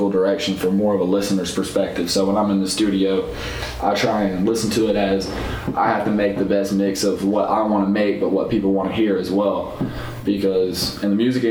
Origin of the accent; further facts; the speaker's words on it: Greensboro, North Carolina, United States; I was born in the country and then I grew up in Greensboro, so I grew up in the city